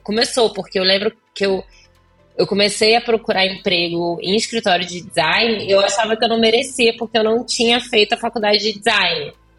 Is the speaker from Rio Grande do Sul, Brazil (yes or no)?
no; Volta Redonda, Rio de Janeiro, Brazil; moved away as an adult; now in Los Angeles, United States; Eu sou de Volta Redonda, do interior do Rio